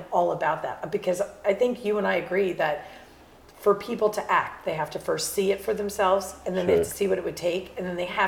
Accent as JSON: {"language": "English", "region": "New Jersey", "country": "United States", "said": "I'm from New Jersey."}